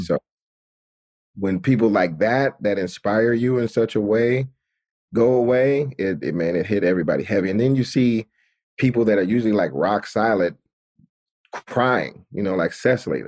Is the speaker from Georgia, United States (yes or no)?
yes; Atlanta, Georgia, United States; moved away; I grew up in Atlanta, which is, like, majority black